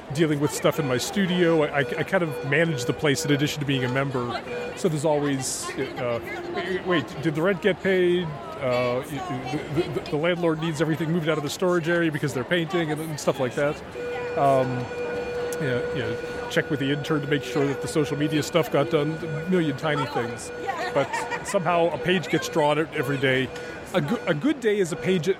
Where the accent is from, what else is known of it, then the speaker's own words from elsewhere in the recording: Portland, Oregon, United States; Rose City Comic Con, which is my hometown show